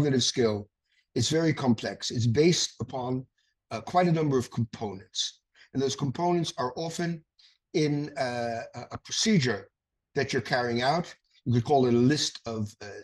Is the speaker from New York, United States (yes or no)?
yes; New York City, New York, United States; I was born in the Bronx